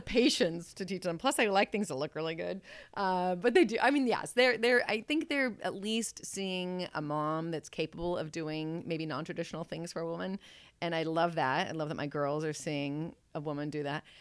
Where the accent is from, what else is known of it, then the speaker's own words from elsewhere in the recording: Mount Angel, Oregon, United States; also born or lived in Newberg, Oregon; I was born in the Willamette Valley. I've been here my whole life